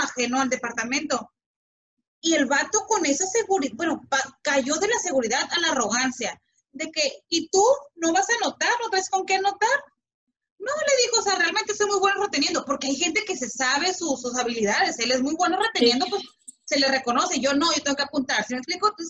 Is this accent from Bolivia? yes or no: no; Mexico; como mexicano